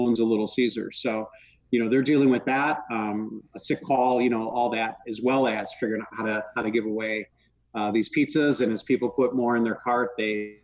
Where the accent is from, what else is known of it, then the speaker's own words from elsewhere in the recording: Chicago, Illinois, United States; moved away; I'm from Chicago originally